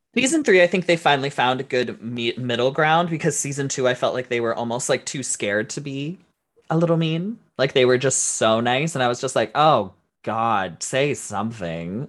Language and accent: English; Canada; we're Canadian